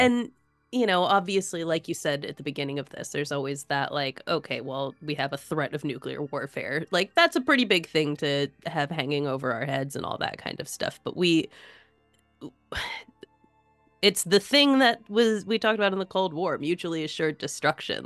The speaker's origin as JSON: {"language": "English", "country": "United States", "said": "as an American"}